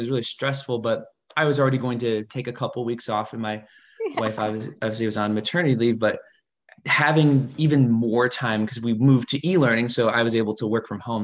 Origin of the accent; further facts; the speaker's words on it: Champaign, Illinois, United States; I am from Champaign